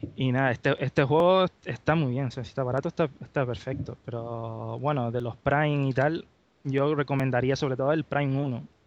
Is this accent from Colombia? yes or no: no; Gran Canaria, Canary Islands, Spain; soy de Gran Canaria